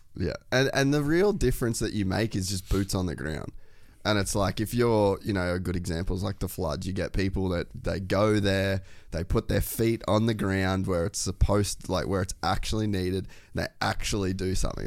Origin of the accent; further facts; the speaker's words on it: Cairns, Queensland, Australia; I grew up in Cairns